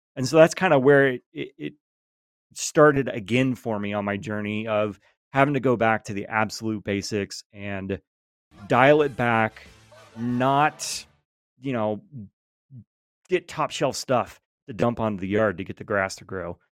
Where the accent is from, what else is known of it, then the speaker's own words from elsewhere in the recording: Georgia, United States; born and raised in Georgia